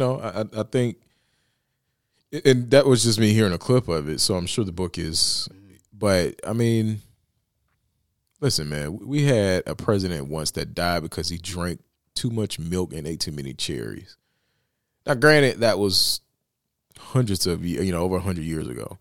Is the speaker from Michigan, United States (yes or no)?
no; Bessemer, Alabama, United States; my hometown of Bessemer, Alabama